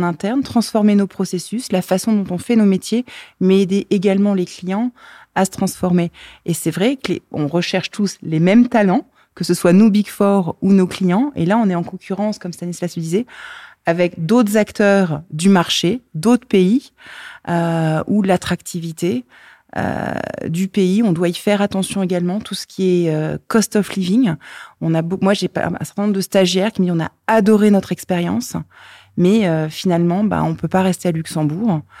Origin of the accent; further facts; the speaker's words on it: France; Alors, moi-même, je viens de France, euh, j'habite entre Metz et Thionville.